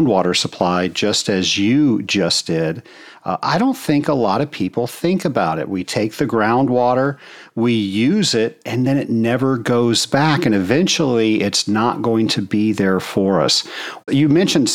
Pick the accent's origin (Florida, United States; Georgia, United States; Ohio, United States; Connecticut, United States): Georgia, United States; Atlanta; my hometown of Atlanta